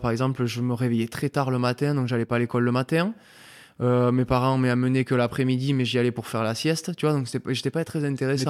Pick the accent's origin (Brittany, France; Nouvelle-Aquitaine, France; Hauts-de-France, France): Nouvelle-Aquitaine, France; Mont-de-Marsan; born or raised there; moved away as an adult; also born or lived in Argelès-Gazost / Pamiers; now in Bordeaux, France